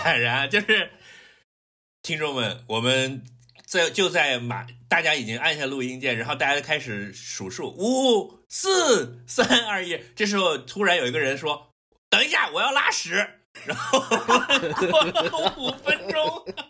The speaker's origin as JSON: {"language": "Chinese", "region": "Guangdong", "country": "China", "said": "我是广东人，不是深圳人"}